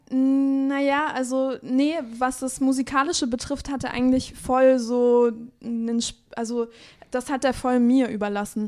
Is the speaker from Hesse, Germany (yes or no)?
no; Chemnitz, Saxony, Germany; geboren in Chemnitz, mhm. aber aufgewachsen ja. so ein bisschen, äh, ja, so ein bisschen auf dem Dorf